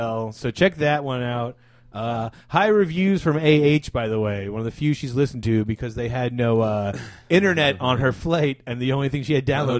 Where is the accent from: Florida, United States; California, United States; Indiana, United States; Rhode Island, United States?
Florida, United States; My home state never shutting down.